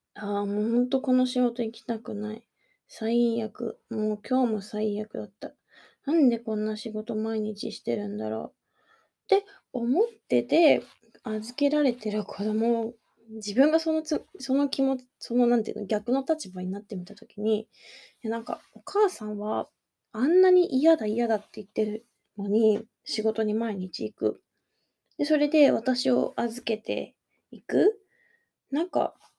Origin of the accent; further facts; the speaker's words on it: Kanagawa, Japan; accent: standard Japanese; moved away as an adult; now in Osaka, Japan; もともと神奈川県の出身なので、本当に標準語とかしか喋れない。